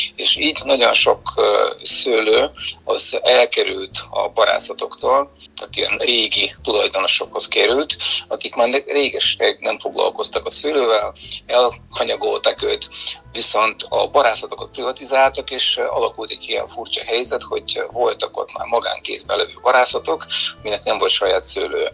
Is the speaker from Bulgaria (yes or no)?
yes; Bulgaria; Hungarian is a second language; moved away as an adult; now in Hungary; fiatal voltam Bulgáriában